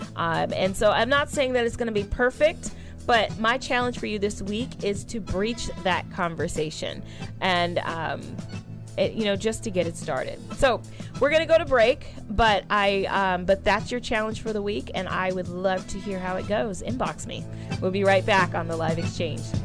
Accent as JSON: {"language": "English", "region": "California", "country": "United States", "tie": "born or raised there", "said": "growing up in California, I was one of the youth leaders"}